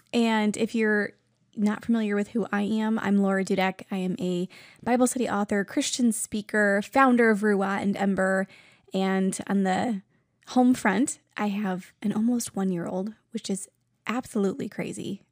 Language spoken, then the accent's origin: English; New York, United States; now in Ohio, United States; I'm originally from New York